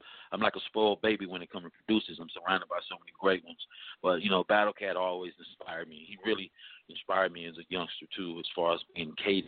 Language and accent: English; Los Angeles, California, United States; I'm from the Crenshaw district of Los Angeles, which was the same hood Nipsey was from out the rolling 60s.